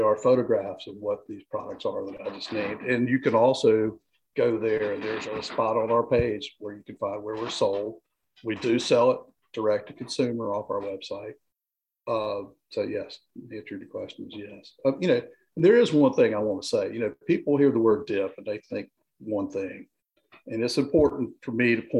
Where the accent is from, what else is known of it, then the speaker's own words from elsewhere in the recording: Greensboro, North Carolina, United States; I grew up in Greensboro